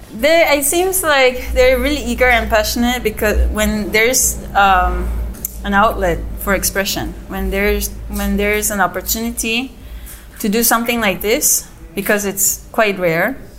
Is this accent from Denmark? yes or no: no; South Korea; also born or lived in United States; now in Yucatan, Mexico; I grew up in Korea. I'm like fully Korean